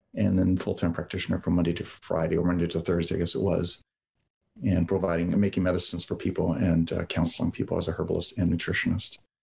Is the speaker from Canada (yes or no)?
yes; London, Ontario, Canada; English is a second language; also born or lived in Yugoslavia; I grew up in London, Ontario